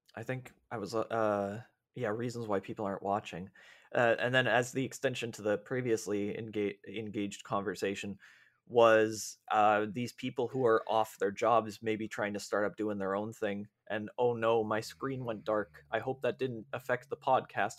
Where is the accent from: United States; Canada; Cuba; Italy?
Canada